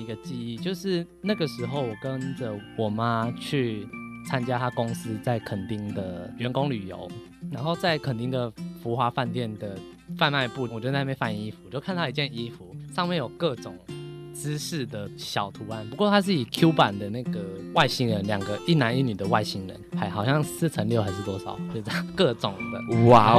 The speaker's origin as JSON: {"language": "Chinese", "country": "Thailand", "said": "对，因为在各界的哀求下，那我是泰国人，所以我在呃这本书的第三刷之后，我就做了中英文。"}